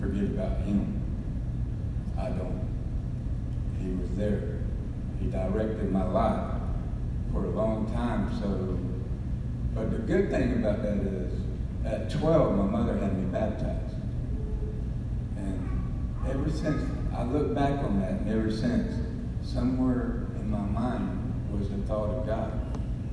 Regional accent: Tampa, Florida, United States; I was born and raised here in Tampa, Florida, 59 years ago, 1959

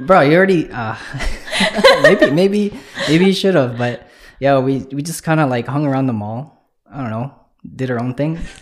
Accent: Winnipeg, Manitoba, Canada; I'm from Transcona.

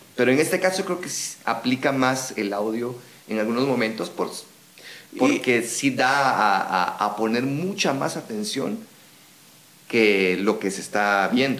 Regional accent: Guatemala; accent: Guatemalan; nosotros tenemos nuestro acento guatemalteco

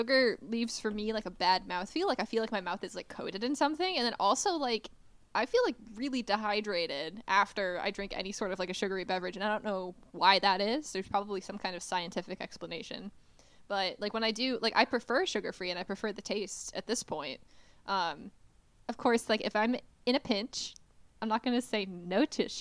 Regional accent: New England, United States; I'm from the Northeast. I'm from New England. I say wicked

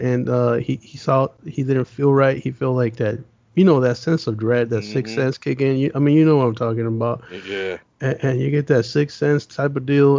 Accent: United States; also born or lived in Las Vegas, Nevada / Los Angeles, California; I'm I'm a city boy, man. I grew up in Vegas

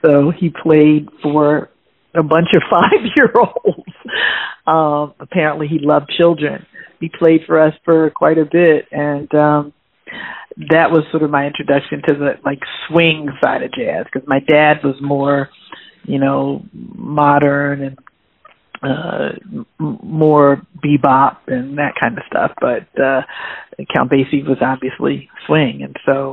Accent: Philadelphia, Pennsylvania, United States; I was born in Philadelphia

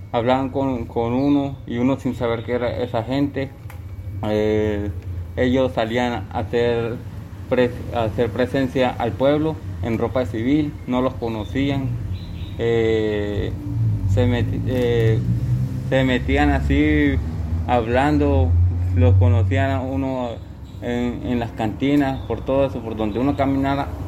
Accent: Arauquita, Arauca, Colombia; Buenos días, vengo de los Llanos Orientales, municipio de Arauquita, departamento de Arauca.

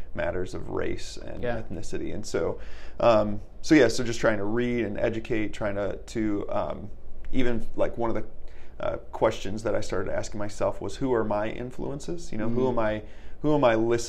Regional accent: Fort Wayne, Indiana, United States; also born or lived in Texas; I was in fourth grade and moved to Fort Wayne. Mm. So I moved from Texas, but the town I lived in Texas was a small town

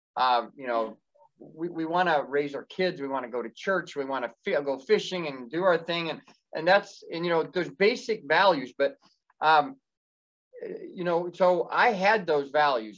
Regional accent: Indiana, United States; moved away as an adult; I grew up in Indiana. That's where I was Amish and left in Indiana in March of 2012

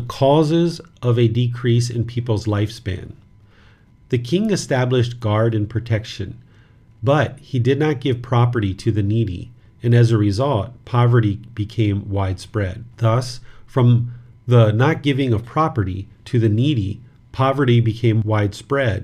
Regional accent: United States; moved away; where I grew up in America

